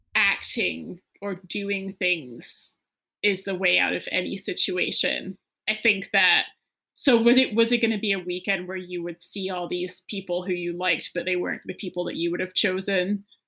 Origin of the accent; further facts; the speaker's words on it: New England, United States; I grew up partly in New England